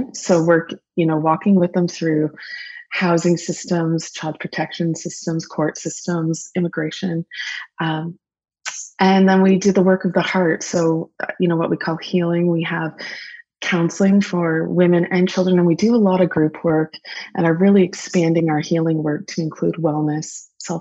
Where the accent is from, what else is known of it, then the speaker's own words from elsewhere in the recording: Lambton County, Ontario, Canada; also born or lived in Guelph / Germany; I am rural born. I grew up in Lambton County.